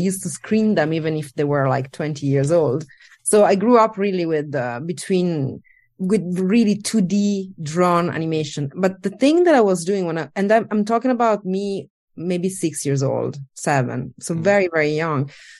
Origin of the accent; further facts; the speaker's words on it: Italy; born there; English is a second language; moved away; I was born in Italy, and I worked across Europe, more or less everywhere.